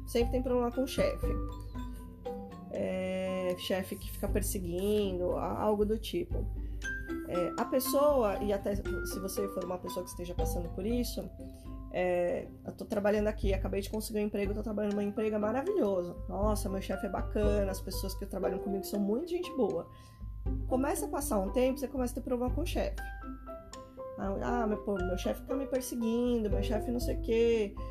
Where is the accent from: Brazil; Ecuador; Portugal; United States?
Brazil; a gente é brasileiro